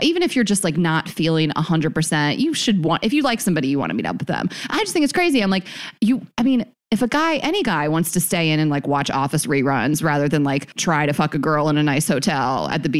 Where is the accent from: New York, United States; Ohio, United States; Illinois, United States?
New York, United States; New York City; I was like, okay, hello, I'm from New York City. Like we stay out late.